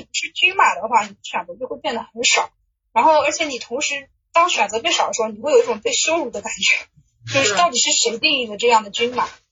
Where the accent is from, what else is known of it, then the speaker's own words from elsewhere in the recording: Suzhou, Jiangsu, China; 我其实不是，我是苏州人